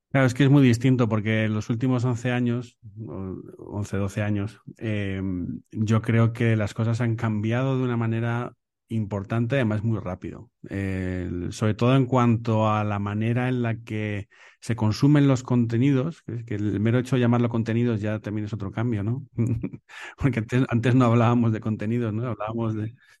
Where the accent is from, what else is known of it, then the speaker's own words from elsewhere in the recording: Béjar, Castile and León, Spain; also born or lived in Salamanca; now in Madrid, Spain; yo soy de Salamanca, de, de Bejar, provincia de Salamanca, eh, que me crié en Salamanca